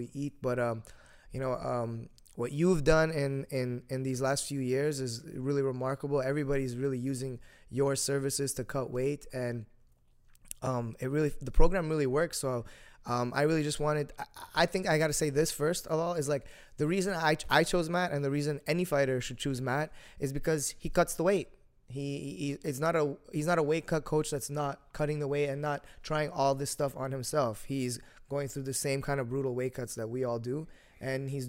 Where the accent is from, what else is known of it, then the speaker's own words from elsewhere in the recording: Brampton, Ontario, Canada; I'm from Brampton.